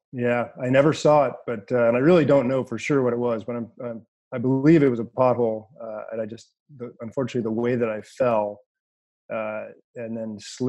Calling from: California, United States; So, we're talking here from Northern California.

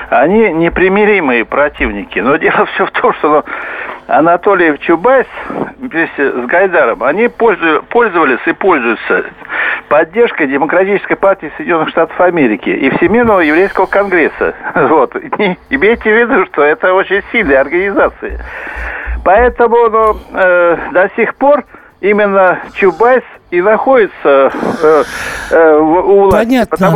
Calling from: Moscow, Russia; Я здесь, из Москвы вам звоню.

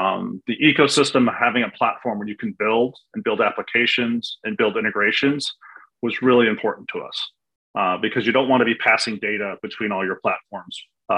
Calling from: Siesta Key, Florida, United States; Enjoying a month away from Chicago, the cold winters in Chicago, and I'm currently in Siesta Key, Florida.

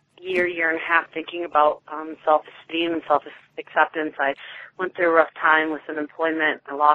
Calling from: Atlanta, Georgia, United States; from Atlanta, although I'm calling you from North Carolina this week.

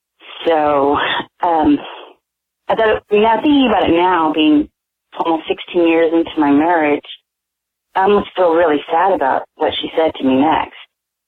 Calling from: California, United States; I'm calling from California

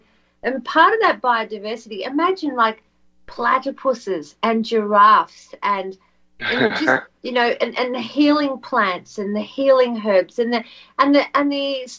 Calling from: Australia; because I'm ringing from Australia

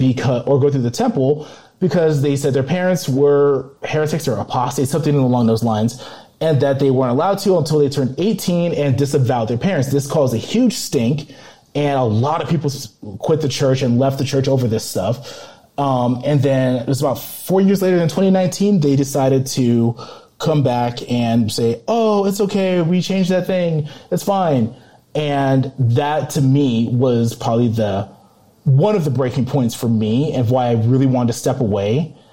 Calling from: Colorado, United States; from Colorado calling

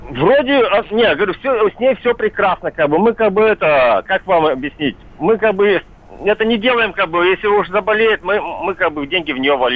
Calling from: Miass, Chelyabinsk Oblast, Russia; Я живу в Миасе, у нас семь собак на три квартиры

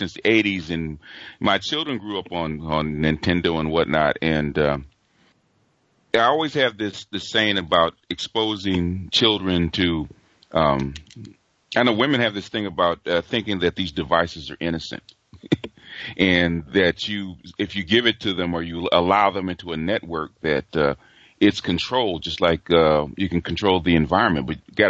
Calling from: Los Angeles, California, United States; from Los Angeles.

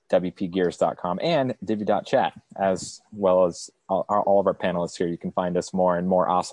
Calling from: San Clemente, California, United States; I am broadcasting from San Clemente, California.

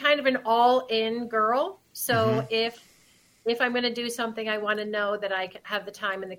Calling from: Downers Grove, Illinois, United States; I'm just outside of Chicago, about 16 miles in Downers Grove, Illinois.

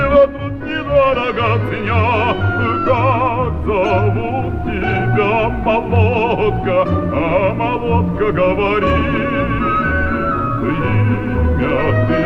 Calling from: Saint Petersburg, Russia; я из Санкт-Петербурга.

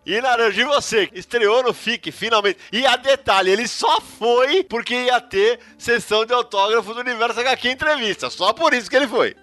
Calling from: São Paulo, Brazil; falo de São Paulo

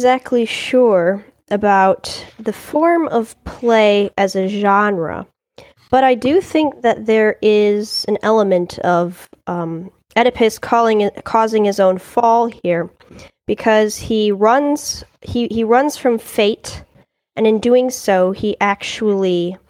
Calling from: Czechia; I am calling in from the Czech Republic, where I live with my family. I'm also homeschooled. I'm 17 years old.

